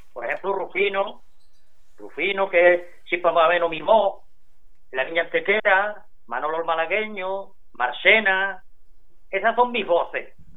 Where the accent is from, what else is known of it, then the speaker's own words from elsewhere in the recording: Paterna de Rivera, Andalusia, Spain; moved away as an adult; yo soy de Paterna